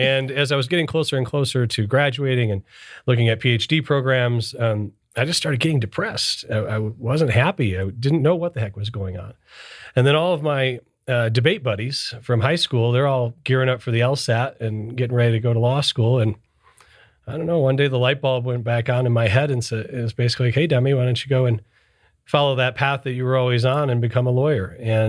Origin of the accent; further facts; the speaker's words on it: Michigan, United States; So I was born and raised in Michigan, northern Detroit suburbs, and I'm Sicilian.